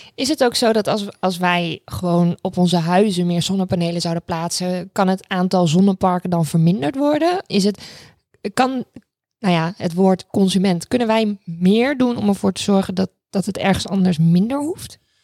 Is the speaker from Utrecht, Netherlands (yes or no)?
no; Raalte, Overijssel, Netherlands; ik ben opgegroeid in Raalte, eh, voor het grootste gedeelte. Dat zit in Overijssel